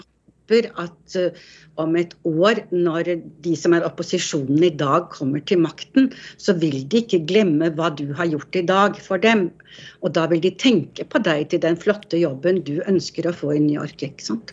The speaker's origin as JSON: {"language": "Norwegian", "region": "Oslo", "country": "Norway", "tie": "born or raised there", "moved": "yes", "said": "når jeg vokste opp, det var i Markveien 1, helt på toppen av Grünerløkka"}